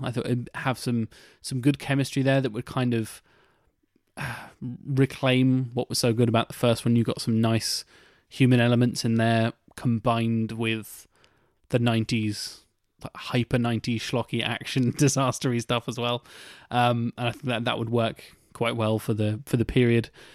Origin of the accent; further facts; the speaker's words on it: United Kingdom; we're British